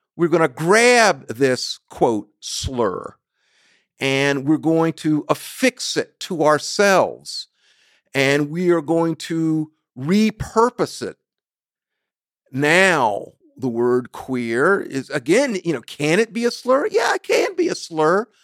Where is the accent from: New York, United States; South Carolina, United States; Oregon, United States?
South Carolina, United States; I was born in the Deep South, South Carolina.